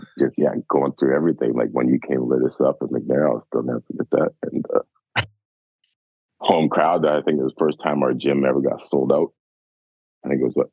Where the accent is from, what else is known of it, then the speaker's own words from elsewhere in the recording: Richmond, British Columbia, Canada; growing up in Richmond